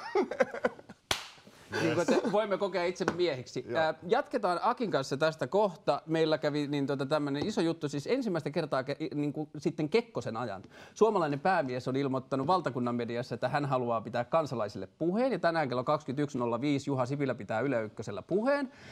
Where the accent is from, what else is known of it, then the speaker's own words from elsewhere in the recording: Tornio, Lapland, Finland; olen kotoisin Torniosta, joka on pieni kaupunki Pohjois-Suomessa